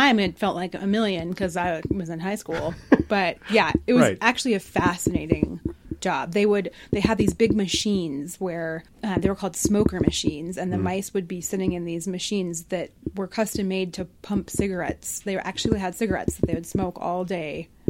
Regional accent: Denver, Colorado, United States; Denver native.

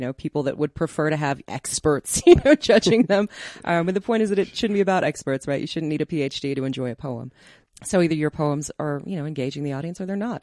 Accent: Denver, Colorado, United States; I grew up in Park Hill. I love this city

